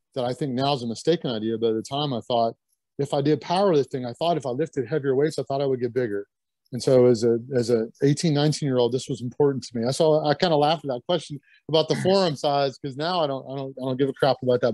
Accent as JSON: {"language": "English", "town": "Lexington", "region": "Kentucky", "country": "United States", "tie": "born or raised there", "also_born_or_lived": "Butte, Montana / Syracuse, New York", "moved": "as an adult", "said": "growing up in Lexington"}